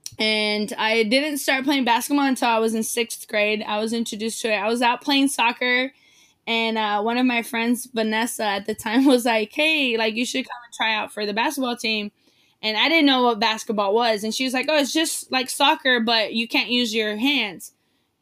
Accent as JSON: {"language": "English", "town": "San Diego", "region": "California", "country": "United States", "tie": "born or raised there", "also_born_or_lived": "Mexico", "said": "I grew up in South San Diego"}